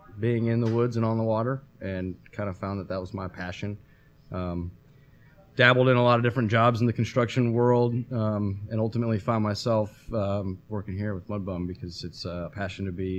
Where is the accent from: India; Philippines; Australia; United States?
United States; Des Moines, Iowa; Born and raised in Des Moines, Iowa. Grew up pretty much in the woods. Grew up on a lake and playing in the woods.